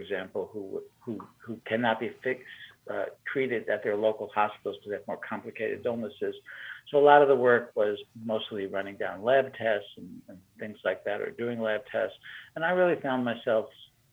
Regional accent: New York, United States; moved away as an adult; also born or lived in Italy / Michigan; I grew up in New York

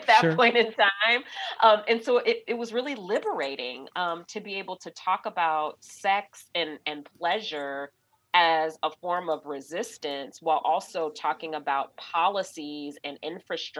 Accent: Georgia, United States; my home state of Georgia

